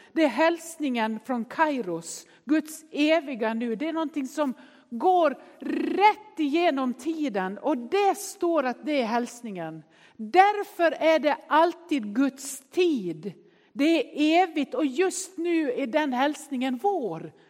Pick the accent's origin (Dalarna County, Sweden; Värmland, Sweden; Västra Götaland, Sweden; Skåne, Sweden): Dalarna County, Sweden; Nås; Jag är ju uppväxt i Nås i Västerdalarna